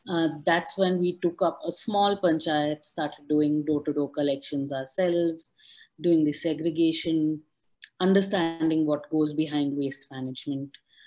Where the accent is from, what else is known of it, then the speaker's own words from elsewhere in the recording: Udupi, Karnataka, India; TIP Sessions is headquartered in Udupi, which is my hometown district. I was one of those people that, you know, grew up spending all of my summers and winter holidays in my grandparents' house by the beach with the local communities.